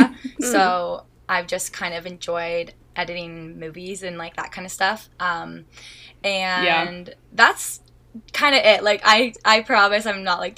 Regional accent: Huntsville, Ontario, Canada; also born or lived in Toronto; So I am from Huntsville, Ontario, which is a really small, like, cottage town community

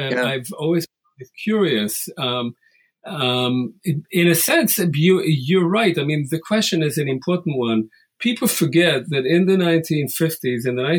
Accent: Israel; moved away; I was born and raised in Israel in the 50s and 60s. The society I grew up in, as you can imagine, included many people who were survivors of the Holocaust.

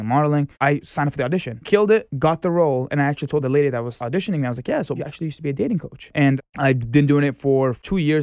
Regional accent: Boston, Massachusetts, United States; moved away as an adult; now in New York City, United States; Born and raised in Boston, Massachusetts

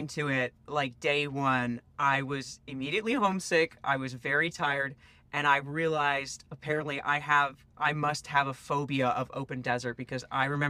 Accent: West Virginia, United States; I grew up in West Virginia, so green mountains were at least familiar.

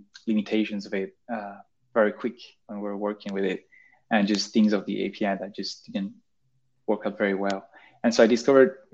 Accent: Spain; first language Spanish, French; English is a second language; moved away as an adult; now in Paris, France; So I grew up in Spain, and I did a French school

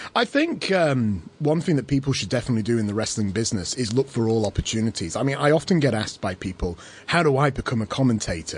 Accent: England, United Kingdom; now in Australia; as an Englishman in Australia

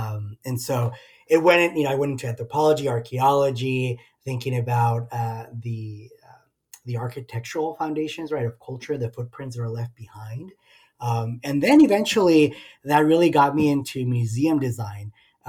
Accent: El Paso, Texas, United States; I'm a son of the border, as they would say. I am originally from El Paso, Texas, right at the border of Mexico and the U.S., right on the easternmost tip of Texas.

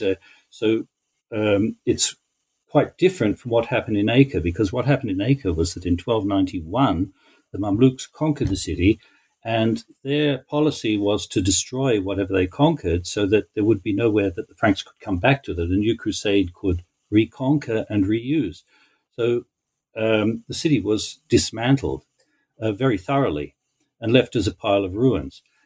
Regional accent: Australia; also born or lived in Haifa, Israel; now in Israel; I grew up in Australia

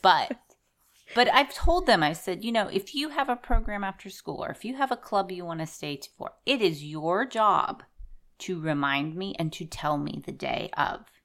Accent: Southwest Pennsylvania, United States; moved away; I grew up in Southwest Pennsylvania

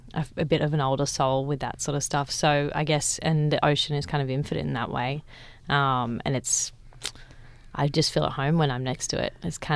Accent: Central Coast, New South Wales, Australia; I grew up on the Central Coast

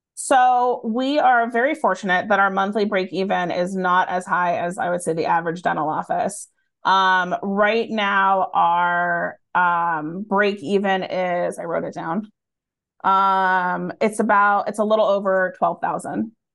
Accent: Erie, Pennsylvania, United States; moved away; also born or lived in Boston; we live right on the lake

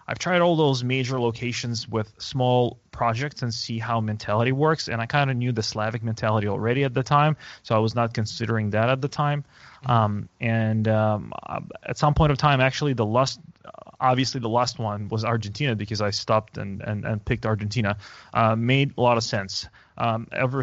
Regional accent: Moscow, Russia; moved away as an adult; now in San Francisco, United States; I was born and raised in Moscow

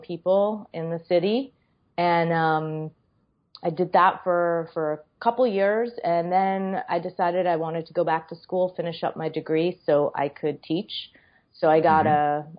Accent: Boston, Massachusetts, United States; moved away as an adult; also born or lived in New York City; I grew up in Boston and uh, spent my whole childhood there.

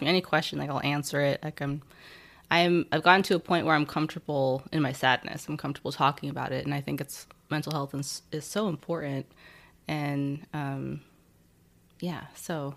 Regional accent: Nebraska, United States; moved away as an adult; also born or lived in California; I was born in, um, in California, actually, but then from, like, three to eighteen, I grew up in Nebraska.

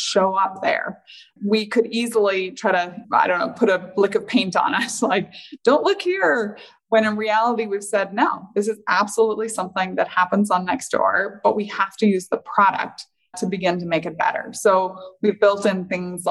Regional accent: Northern Ireland, United Kingdom; moved away; growing up in Northern Ireland

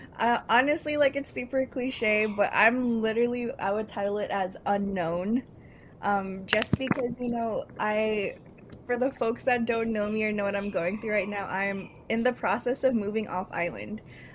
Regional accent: Union City, California, United States; moved away as an adult; now in Hawaii, United States; Like Tachi said, I'm not from Hawaii. I'm actually from Union City, California, which after Daly City is pretty much like Filipino Central in California. So I actually came out to Hawaii for school

